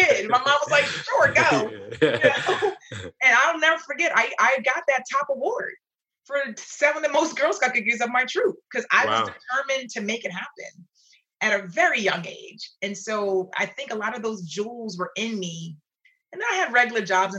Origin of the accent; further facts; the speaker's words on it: Philadelphia, Pennsylvania, United States; I grew up in Philadelphia